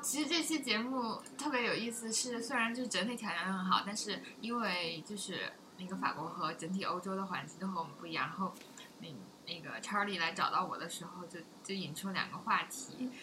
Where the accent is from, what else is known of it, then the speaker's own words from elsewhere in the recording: China; 我们中国人都以为外国人比中国人要开放